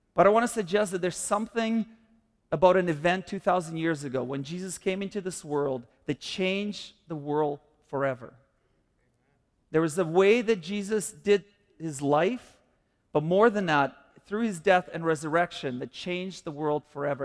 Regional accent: Kyiv, Ukraine; now in Canada; I grew up in the Soviet Union before I came to Canada

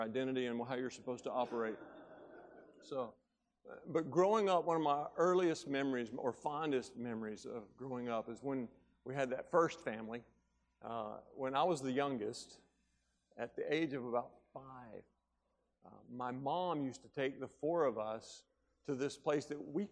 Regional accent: Tuscumbia, Alabama, United States; I grew up in North Alabama, and I grew up in a little small town called Tuscumbia, Alabama

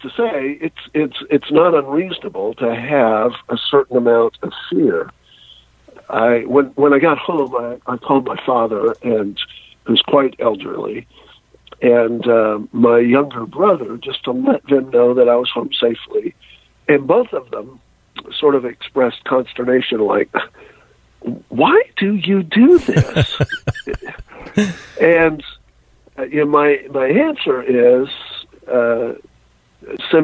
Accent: United States; As an American

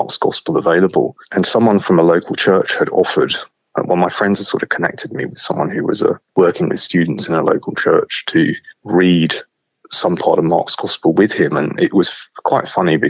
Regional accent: London, United Kingdom; I was born in London and then grew up sort of in and around there

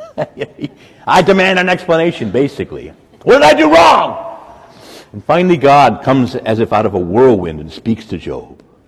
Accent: Woodbridge, Virginia, United States; I grew up in Woodbridge, Dale City

